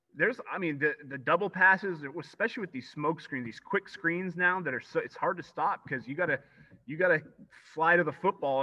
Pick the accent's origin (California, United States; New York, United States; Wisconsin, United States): California, United States; Grass Valley; born and raised in Grass Valley